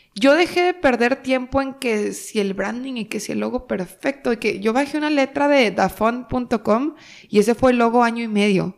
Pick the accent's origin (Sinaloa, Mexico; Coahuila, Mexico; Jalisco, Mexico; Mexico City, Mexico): Coahuila, Mexico; Torreón; moved away as an adult; now in Monterrey, Mexico; yo soy de Torreón, Coahuila y aquí estamos en Monterrey y yo llego a Monterrey hace casi ocho años